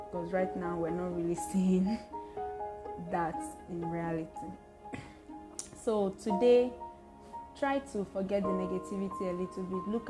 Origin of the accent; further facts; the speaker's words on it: Nigeria; you say you're Nigerian